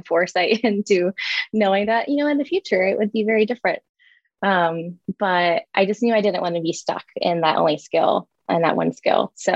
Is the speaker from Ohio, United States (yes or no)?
yes; Columbus, Ohio, United States; I worked at a branding and marketing agency in my hometown of Columbus, Ohio